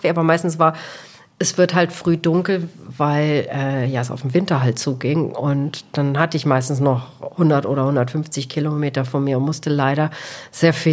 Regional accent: Portugal; jeder weiß, ich komme aus Portugal, aus Cristiano Ronaldo-Land.

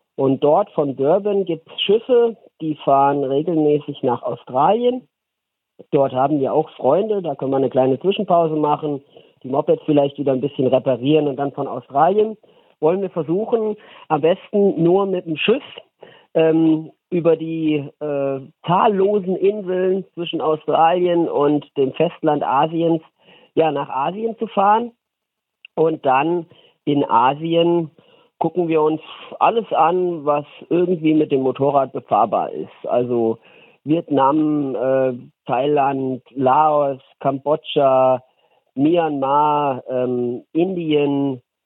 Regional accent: Wetzlos, Hesse, Germany; Wetzlos ist der Ort, in dem ich aufgewachsen bin

